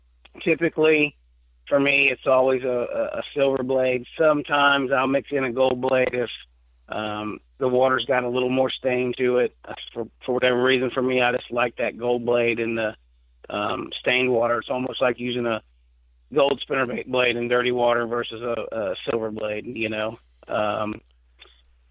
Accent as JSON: {"language": "English", "country": "United States", "tie": "born or raised there", "said": "growing up on the Ohio River"}